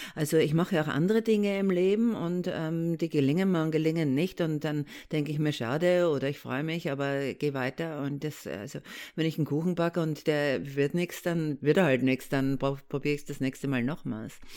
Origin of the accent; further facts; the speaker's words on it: Austria; accent: Austrian; now in Germany; Ich komme aus Österreich, da kommt der Akzent her und ich lebe schon sehr lange äh, in Deutschland